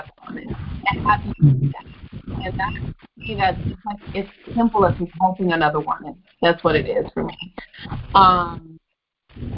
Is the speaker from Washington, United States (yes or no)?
no; Memphis, Tennessee, United States; I was from Memphis, not New York. That I was very Southern